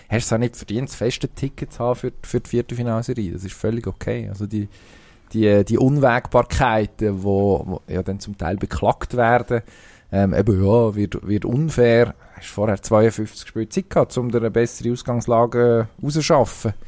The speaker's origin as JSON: {"language": "German", "country": "Switzerland", "said": "wir sind ja Schweizer"}